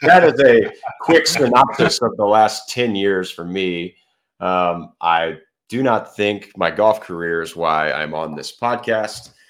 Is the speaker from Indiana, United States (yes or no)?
no; Fort Worth, Texas, United States; also born or lived in Baton Rouge, Louisiana; I grew up in Fort Worth, Texas. Still live here.